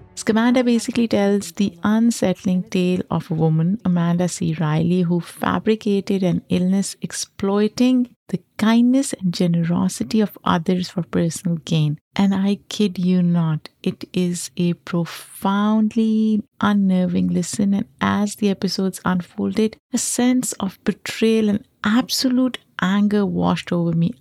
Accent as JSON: {"language": "English", "town": "Lahore", "region": "Punjab", "country": "Pakistan", "tie": "born or raised there", "moved": "yes", "lives_now": "New York, United States", "said": "I grew up in Pakistan"}